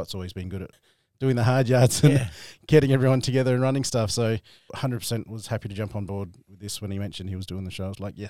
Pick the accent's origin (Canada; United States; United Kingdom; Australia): Australia; I was very lucky. I grew up in a very multicultural neighbourhood. Mm-hmm. A lot of Italians, a lot of Serbians and Croatians.